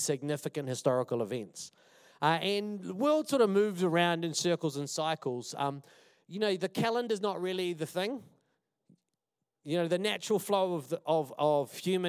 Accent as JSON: {"language": "English", "region": "Wellington", "country": "New Zealand", "said": "I'm from Wellington"}